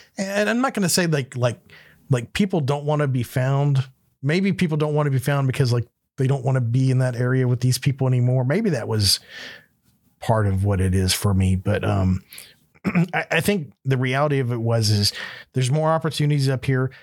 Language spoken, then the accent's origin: English; Panama City, Florida, United States; moved away as an adult; also born or lived in Alabama; now in Alaska, United States; where I grew up in Florida, in Panama City